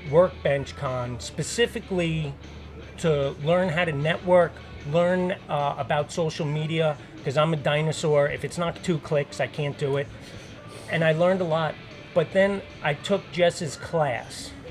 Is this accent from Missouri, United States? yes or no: no; New York City, New York, United States; I'm a fireman from New York City, and not many people can do that.